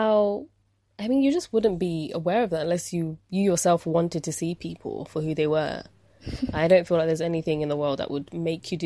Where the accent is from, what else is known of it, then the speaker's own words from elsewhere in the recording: United Kingdom; we've been brought up in the UK